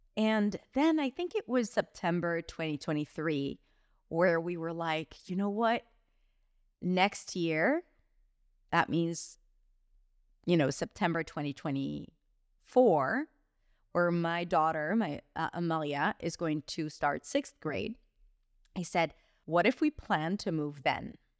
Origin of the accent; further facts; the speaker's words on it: Israel; moved away as an adult; also born or lived in New York, United States; now in Barcelona, Spain; went back to my home country, Israel